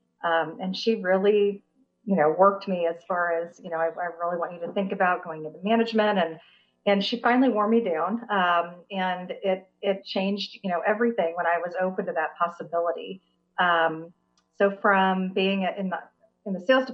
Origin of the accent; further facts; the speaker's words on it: Topeka, Kansas, United States; also born or lived in Baldwin City, Kansas; now in Kansas City, United States; I did grow up in Topeka, Kansas.